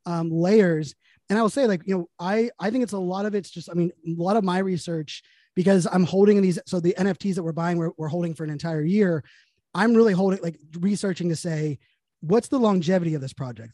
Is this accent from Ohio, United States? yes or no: no; Pittsburgh, Pennsylvania, United States; moved away; I'm born and raised in Pittsburgh